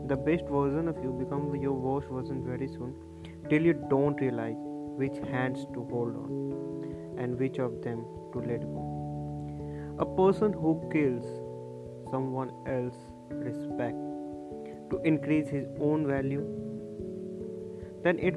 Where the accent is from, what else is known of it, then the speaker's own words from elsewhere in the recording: India; here from India.